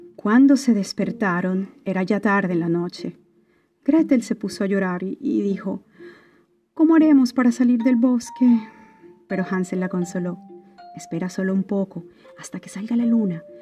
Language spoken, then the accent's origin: Spanish; Mérida, Venezuela; venezolana de Mérida